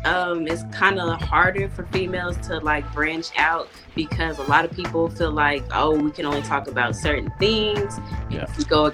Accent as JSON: {"language": "English", "town": "Dallas", "region": "Texas", "country": "United States", "tie": "born or raised there", "also_born_or_lived": "Indiana", "said": "I was born in Indiana. I was raised in Dallas. I'm 25 years old."}